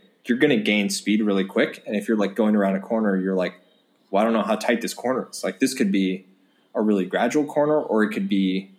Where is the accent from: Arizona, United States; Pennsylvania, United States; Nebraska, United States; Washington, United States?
Nebraska, United States; Lincoln; moved away; I grew up in Lincoln.